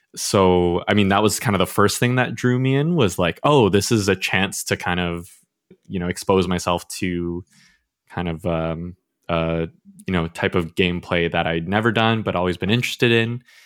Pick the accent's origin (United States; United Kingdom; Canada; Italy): Canada; I was born and raised in Canada